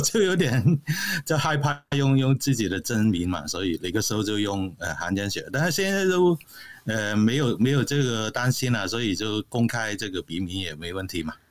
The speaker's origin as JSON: {"language": "Chinese", "country": "Hong Kong", "moved": "as an adult", "lives_now": "Canada", "said": "我是来自香港嘛，啊，现在只是搬到加拿大去"}